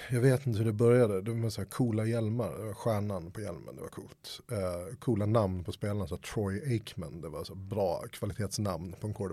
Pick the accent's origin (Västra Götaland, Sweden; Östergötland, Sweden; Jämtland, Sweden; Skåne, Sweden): Skåne, Sweden; Helsingborg; also born or lived in Stockholm; Stockholm, växte upp i, Stockholm, eller i Helsingborg. Det är därför min dialekt är oerhört svajig.